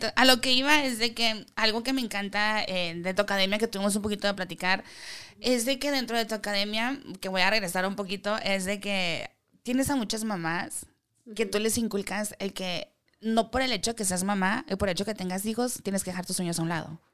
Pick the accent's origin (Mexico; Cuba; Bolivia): Mexico; como latino, como mexicano, lo quiero decir mexicano